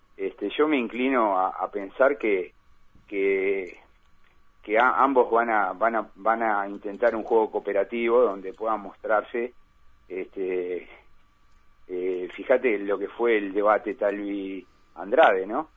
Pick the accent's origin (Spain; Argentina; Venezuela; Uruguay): Uruguay